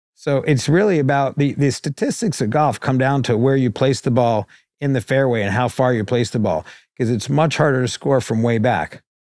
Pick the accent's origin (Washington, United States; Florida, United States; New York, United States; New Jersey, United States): New York, United States; now in Los Angeles, United States; I grew up on the Upper East Side